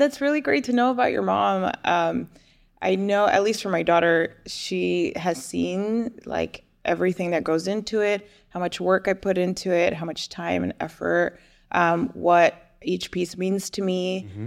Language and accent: English; New Jersey, United States; now in Houston, United States; I was born and raised in New Jersey